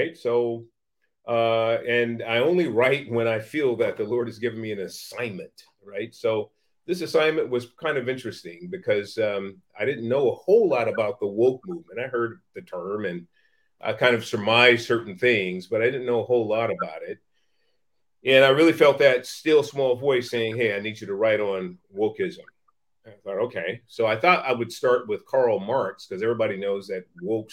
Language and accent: English; San Francisco, California, United States; was born in Hunters Point Projects in San Francisco in the 1960s